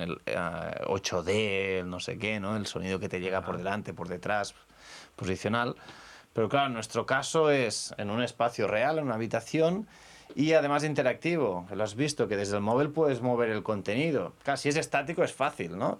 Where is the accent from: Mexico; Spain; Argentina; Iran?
Spain; L'Estartit, Catalonia; soy del Estartit, eh, tenemos las Islas Medas ahí a, un kilómetro